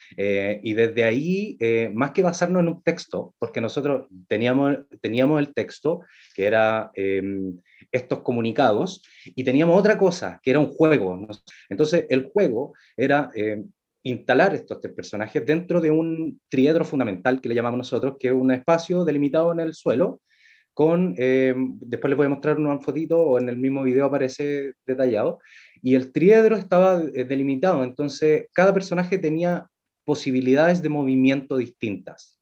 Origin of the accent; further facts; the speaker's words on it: Valparaíso, Chile; soy de Valparaíso